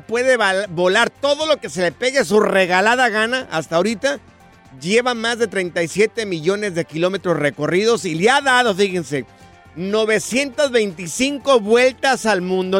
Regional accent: Jalisco, Mexico; yo soy este jalisciense

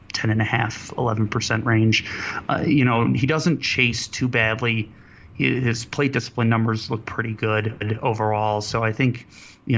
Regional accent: Cleveland, Ohio, United States; I'm from Cleveland

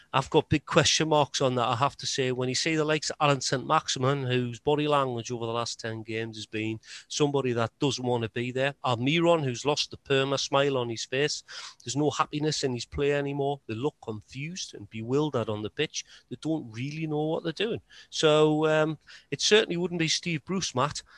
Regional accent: Newcastle upon Tyne, North East England, United Kingdom; as a Geordie

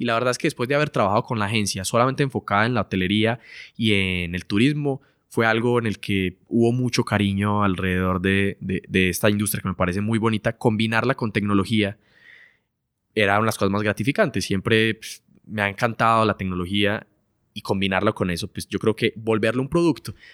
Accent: Colombia; somos de Colombia, entonces vivíamos allá

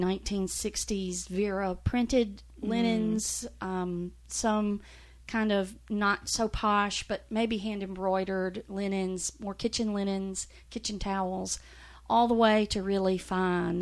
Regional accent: Mississippi, United States; moved away as an adult; also born or lived in Middle Tennessee; now in Nashville, United States; I grew up in Mississippi. I'm a seventh generation Mississippian.

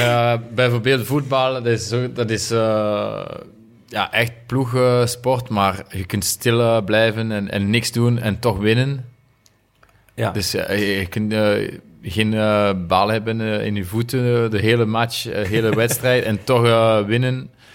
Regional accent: Remouchamps, Wallonia, Belgium; Dutch is a second language; moved away; ik ben van Remouchon en de, de rivier uh, Amblève noemt, ze, is, is daar. Dus als jonge gast, we gingen altijd vissen

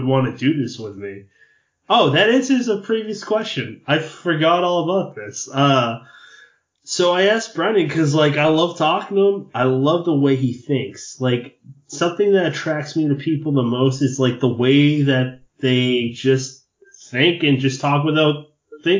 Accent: Massachusetts, United States; I'm Irish. I'm Catholic. I'm from Massachusetts

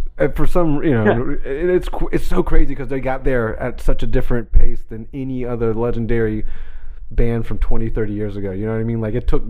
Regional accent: Jacksonville, Florida, United States; And I'm from Jacksonville

